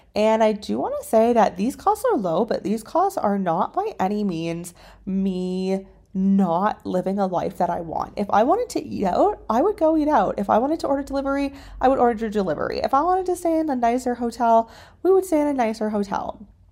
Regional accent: Canada; moved away as an adult; also born or lived in China; My background is that I am originally from Canada

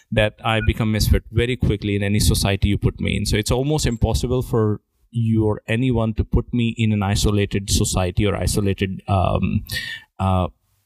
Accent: India; my parents thought being good Indian, you're supposed to rank very high in exams

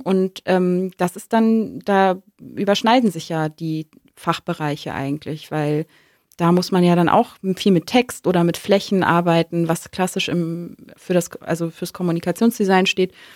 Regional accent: Hamburg, Germany; moved away; also born or lived in Kiel; ich komme aus dem Norden, ich bin Hamburgerin, also gebürtige Hamburgerin, ähm, habe lange in Kiel gelebt

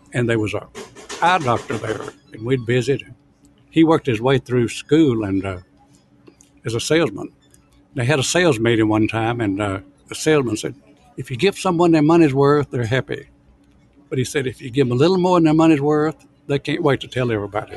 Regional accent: Oxford, Alabama, United States; now in Dallas, United States; I was born in Alabama. My mother had a small restaurant there. That's all I ever did was work in restaurants. I'm from a little town, Oxford, Alabama

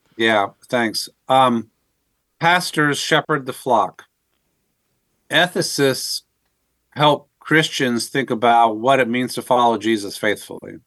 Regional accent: Northern Virginia, United States; I was raised in the Northern Virginia area in the kind of the civil service DC community.

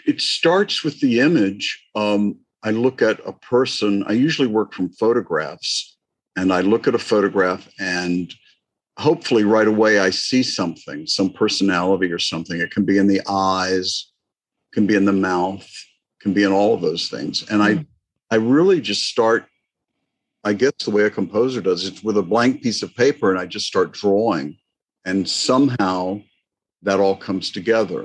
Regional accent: Florida, United States; I grew up in Florida

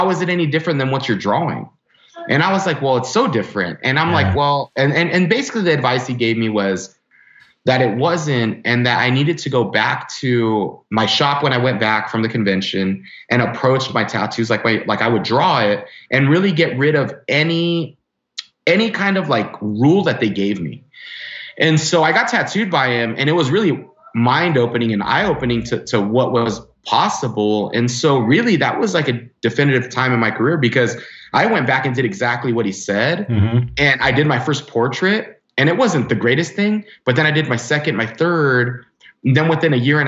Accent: Los Angeles, California, United States; I grew up in the San Fernando Valley and then my parents divorced

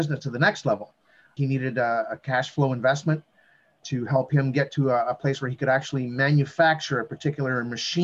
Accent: Northern Ontario, Canada; I've come from a background of a small town boy growing up in Northern Ontario

